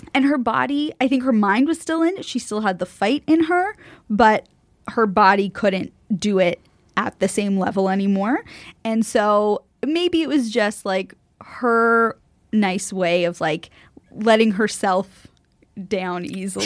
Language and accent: English; United States; as an American